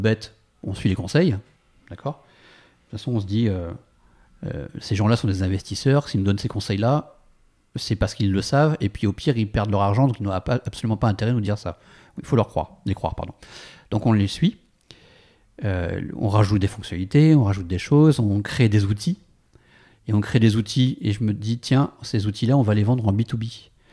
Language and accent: French; France; moved away as an adult; also born or lived in San Francisco; on est parti de San Francisco pour des raisons personnelles et, pour rentrer en France